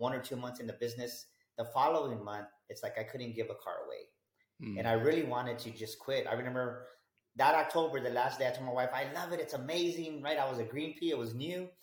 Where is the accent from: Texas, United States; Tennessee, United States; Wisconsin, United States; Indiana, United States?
Texas, United States; San Antonio; I grew up here in San Antonio, Texas, pretty much born and raised here my whole life